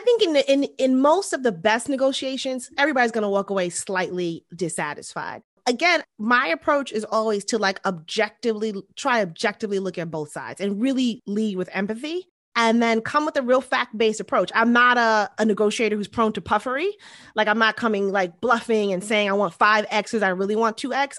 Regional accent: New York City, New York, United States; most of my upbringing was in Queens. I grew up in this neighborhood called East Elmhurst

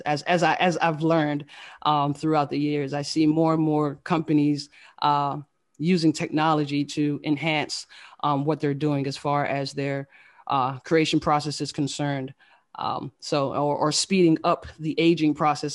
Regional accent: Fort Lauderdale, Florida, United States; moved away as an adult; also born or lived in Queens, New York / Washington DC / Maryland area; I was born in Queens, New York, um, raised by a single, uh, single mother. And, uh, we moved to Florida at the age of eight. Uh, so I grew up in the Fort Lauderdale, Florida area

